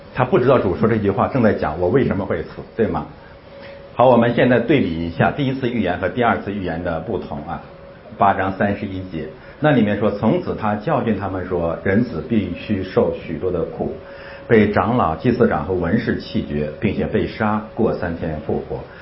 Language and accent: Chinese; China; 咱们是中国人，咱们中国人生存的基本状态